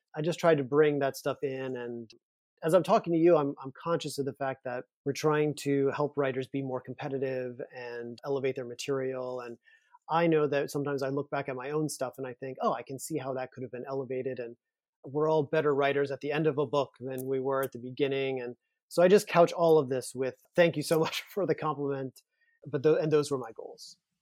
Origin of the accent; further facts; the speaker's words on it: Louisiana, United States; moved away; I'm from Louisiana, I'm from a small town, I'm from a town where I didn't grow up knowing any gay people